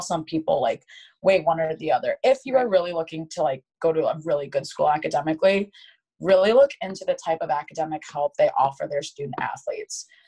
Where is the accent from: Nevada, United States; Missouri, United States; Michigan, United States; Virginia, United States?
Michigan, United States; Caledonia; I grew up in Michigan. I grew up in a town called Grand Rapids, Michigan, uh, specifically Caledonia